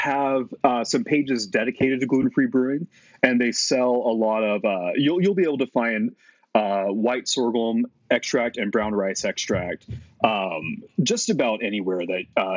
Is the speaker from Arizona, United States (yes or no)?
no; Texas, United States; moved away as an adult; also born or lived in Utah; I was moving from Utah back to my home state of Texas